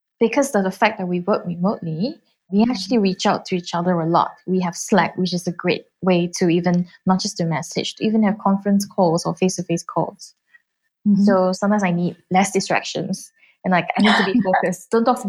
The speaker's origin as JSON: {"language": "English", "country": "Singapore", "said": "as a Singaporean"}